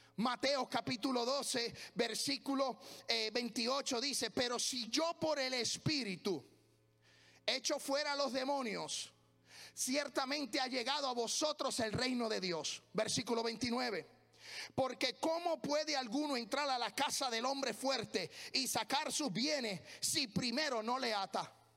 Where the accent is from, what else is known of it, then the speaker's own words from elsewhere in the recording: Puerto Rico; moved away as an adult; now in United States; Lo único que a mí no se me olvida de mi tierra